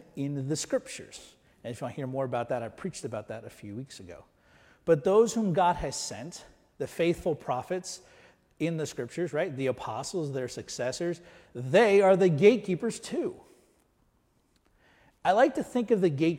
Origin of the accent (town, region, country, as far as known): United States